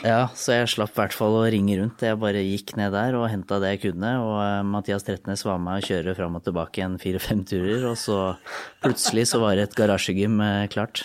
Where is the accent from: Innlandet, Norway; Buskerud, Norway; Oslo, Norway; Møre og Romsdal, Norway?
Innlandet, Norway; Lillehammer; jeg er fra Lillehammer